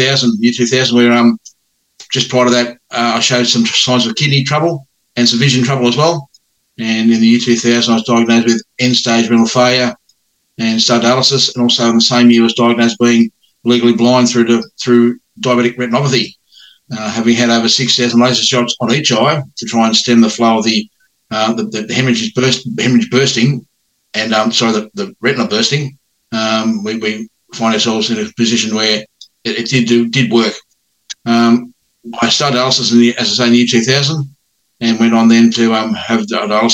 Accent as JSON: {"language": "English", "town": "Sydney", "region": "New South Wales", "country": "Australia", "tie": "born or raised there", "moved": "as an adult", "lives_now": "Batemans Bay, Australia", "said": "I grew up in Sydney and youngest of 3 boys."}